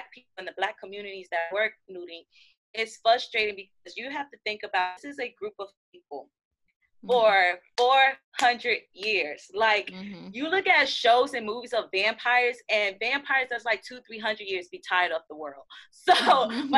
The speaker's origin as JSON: {"language": "English", "country": "United States", "said": "as an American"}